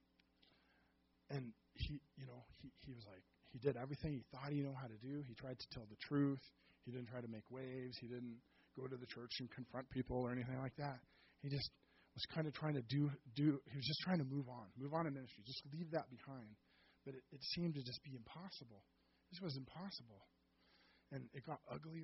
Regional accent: Seattle, Washington, United States; also born or lived in Auburn, Washington; I was born and raised in Seattle

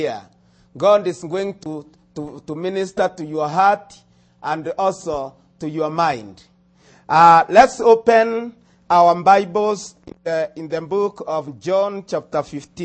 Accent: Nairobi, Kenya; first language Kimeru; English is a second language; I come from Africa, Kenya, Nairobi

